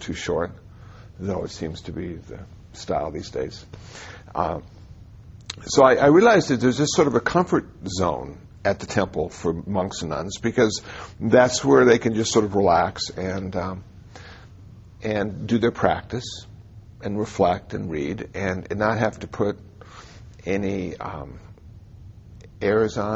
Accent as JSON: {"language": "English", "country": "United States", "said": "as an American or Westerner who's ordained in the Buddhist tradition"}